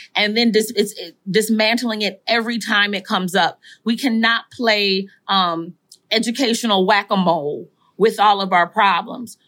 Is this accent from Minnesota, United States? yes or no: yes; Saint Paul, Minnesota, United States; I am from, born and raised in Saint Paul, Minnesota, in, in the Rondo community